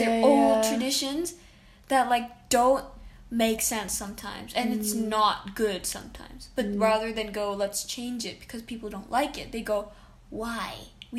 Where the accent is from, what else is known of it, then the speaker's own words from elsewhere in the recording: Bali, Indonesia; first language English; now in Japan; So I come from Bali, Indonesia.